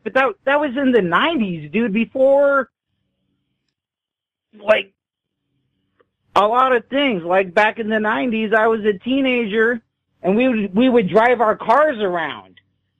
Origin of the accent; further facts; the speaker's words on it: the Northwest, Pacific Northwest, United States; I grew up in the Northwest